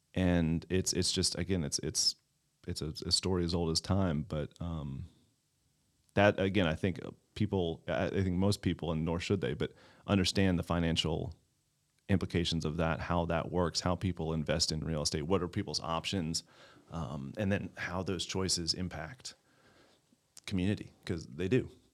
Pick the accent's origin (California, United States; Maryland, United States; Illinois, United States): Maryland, United States; Baltimore County; now in Clayton, United States; I grew up in Baltimore County.